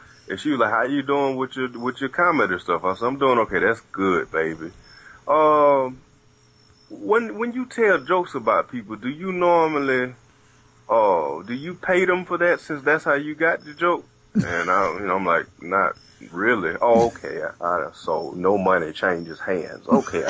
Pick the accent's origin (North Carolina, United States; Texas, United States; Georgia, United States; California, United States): Georgia, United States; Atlanta; we had a chance to come back to Georgia, go back to Atlanta, you know, go to my home state and do anything.